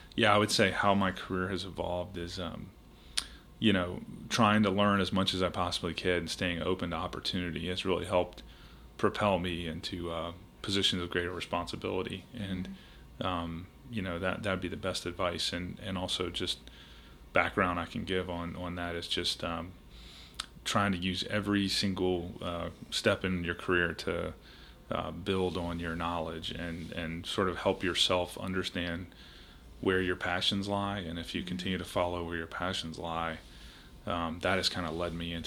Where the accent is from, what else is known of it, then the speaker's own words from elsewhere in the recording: Richmond, Virginia, United States; moved away as an adult; also born or lived in Charleston, South Carolina; I grew up in Richmond, Virginia